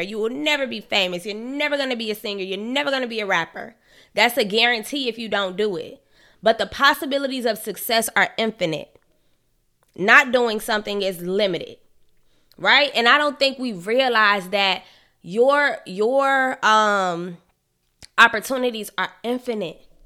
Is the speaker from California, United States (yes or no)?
no; Chicago, Illinois, United States; from Chicago